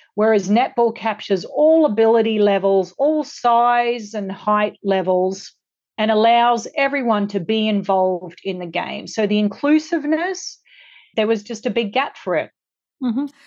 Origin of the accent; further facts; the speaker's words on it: Australia; now in Los Angeles, United States; I grew up in Australia